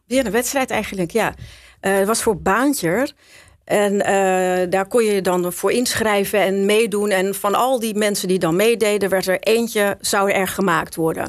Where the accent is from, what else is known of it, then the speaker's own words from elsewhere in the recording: Schagen, North Holland, Netherlands; moved away; also born or lived in Amsterdam; Ik ben geboren in Schagen.